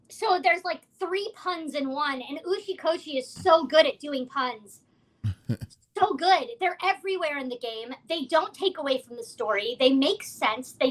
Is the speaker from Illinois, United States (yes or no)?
no; Seattle, Washington, United States; now in Los Angeles, United States; I'm not from Los Angeles. I'm from Seattle, and I also have a found family here